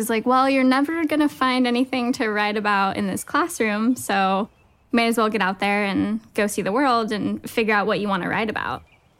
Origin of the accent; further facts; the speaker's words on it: Santa Barbara, California, United States; I'm 26 years old. I'm a nurse, and I'm from Santa Barbara, California.